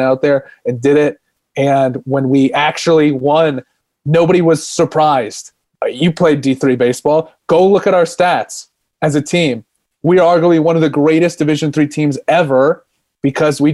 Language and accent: English; Phoenix, Arizona, United States; I grew up in Phoenix, Arizona, and it's a hub for baseball.